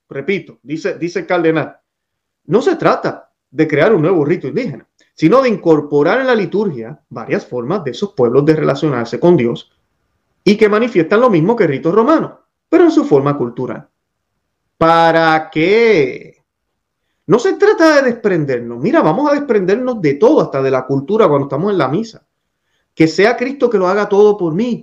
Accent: Puerto Rico; haber sido criado en mi país, Puerto Rico

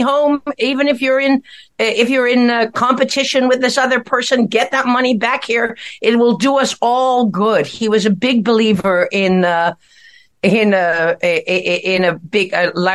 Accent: Ireland; as an Irish person

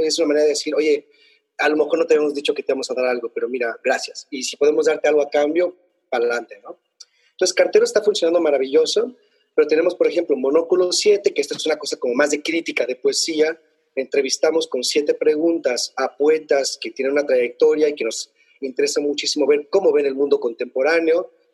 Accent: Mexico; now in Spain; nosotros como mexicanos

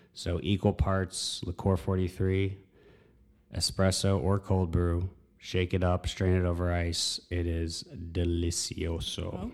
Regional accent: Texas, United States; also born or lived in North Carolina / Midlothian, Virginia; moved to Texas when I was about eight, nine years old, and all the way through high school. Um, so it's, it's my home

